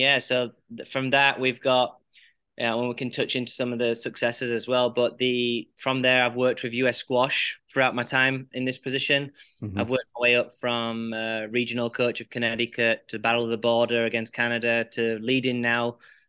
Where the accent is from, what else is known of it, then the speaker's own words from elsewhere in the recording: Huddersfield, Yorkshire and the Humber, United Kingdom; moved away as an adult; also born or lived in Paraguay; now in United States; I grew up in Huddersfield, England, in West Yorkshire.